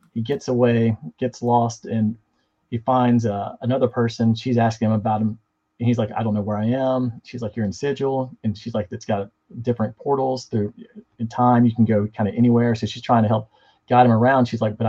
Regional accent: the South, United States; I'm from the South.

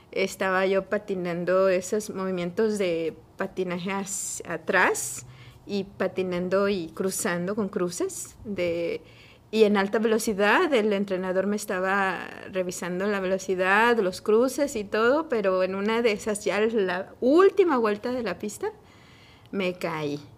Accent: Mexico City, Mexico; Bueno, yo originalmente soy de la Ciudad de México. Eh, allá nací, allá crecí.

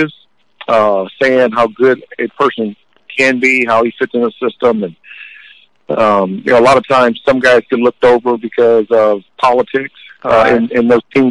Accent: Fort Wayne, Indiana, United States; I was from Fort Wayne, Indiana

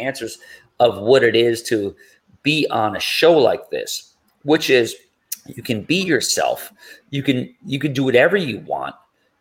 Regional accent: New York, United States; I'm from New York.

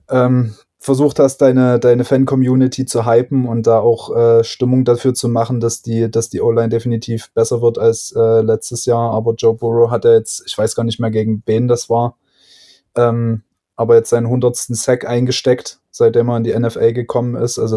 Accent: Saxony, Germany; Aus Sachsen.

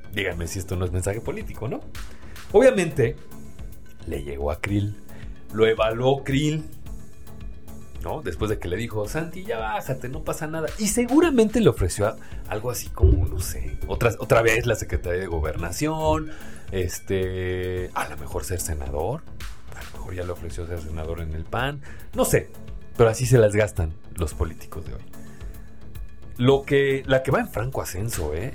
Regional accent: Mexico; somos los mexicanos

